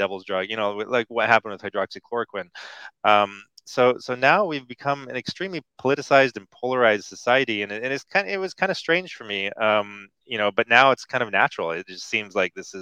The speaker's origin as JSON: {"language": "English", "country": "United States", "tie": "born or raised there", "said": "when I was growing up in America"}